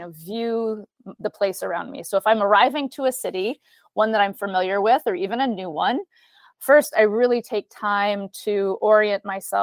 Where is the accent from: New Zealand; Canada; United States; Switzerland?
United States; Flint, Michigan; I grew up in Michigan, from Flint, Michigan specifically